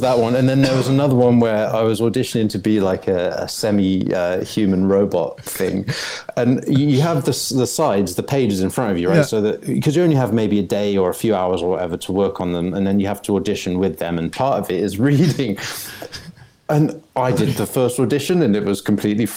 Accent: England, United Kingdom; moved away as an adult; now in Los Angeles, United States; where I grew up, regionally specific country bumpkin in England

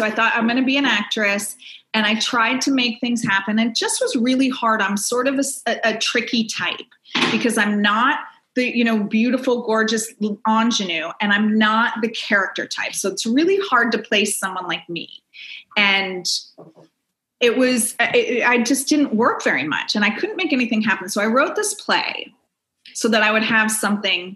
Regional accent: Silicon Valley, Northern California, United States; now in Los Angeles, United States; I grew up in Northern California in Silicon Valley area

